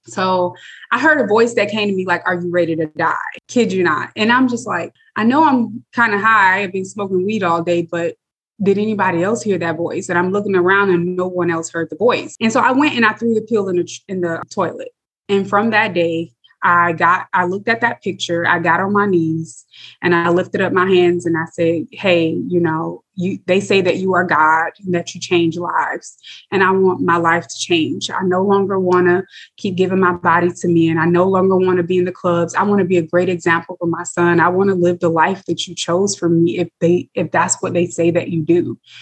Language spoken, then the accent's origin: English; South Bend, Indiana, United States; born and raised in South Bend, Indiana.